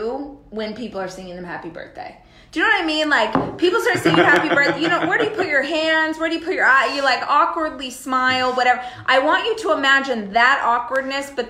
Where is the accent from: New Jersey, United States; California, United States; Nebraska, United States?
California, United States; Southern; moved away as an adult; So we were both born and raised in Southern California. Up until 18 months ago, we lived in Southern California with our kids.